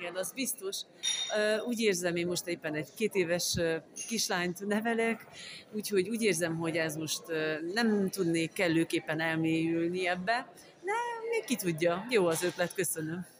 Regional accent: Transylvania, Romania; accent: Transylvanian; Én erdélyi vagyok, e, ez kiderül a hangszínemből és az ízességéből

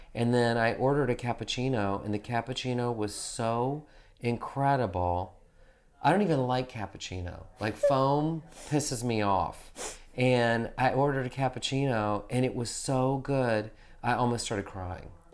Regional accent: the South, United States; moved away; I grew up in the South

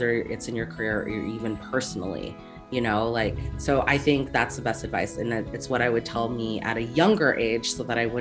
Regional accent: Seattle, Washington, United States; I'm from Seattle

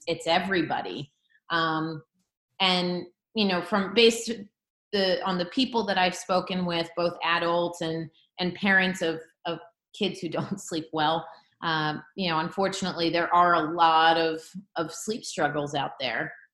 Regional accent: Philadelphia, Pennsylvania, United States; I grew up in the Philadelphia area

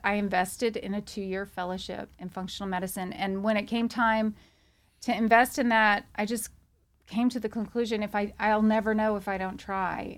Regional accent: Louisiana, United States; moved away as an adult; now in Texas, United States; I'm from Louisiana

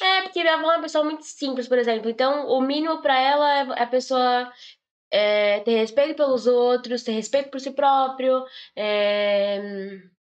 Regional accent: Brazil; now in Portugal; Eu sou brasileira

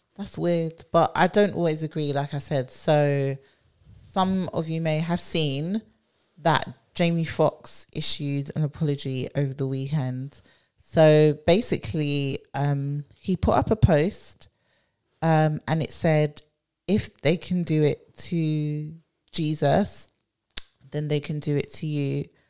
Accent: London, United Kingdom; born and bred

